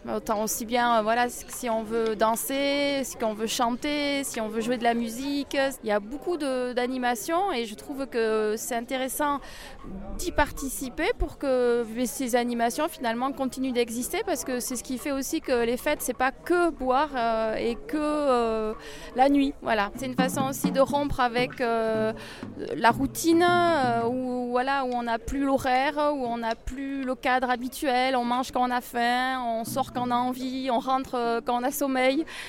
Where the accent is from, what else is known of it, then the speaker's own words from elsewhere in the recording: Bayonne, Nouvelle-Aquitaine, France; Je suis native de Bayonne